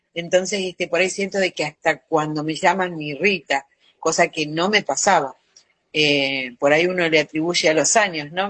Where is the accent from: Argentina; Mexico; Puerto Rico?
Argentina; soy argentina